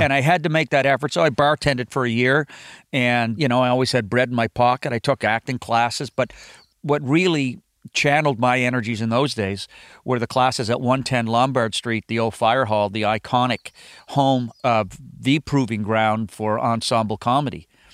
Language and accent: English; Halifax, Nova Scotia, Canada; moved away; also born or lived in Los Angeles / Toronto; had a great set of friends growing up in Halifax